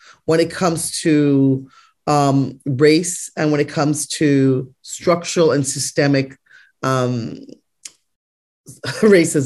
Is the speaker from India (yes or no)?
no; Canada; I was raised in Canada and I have a very North American idea about medicine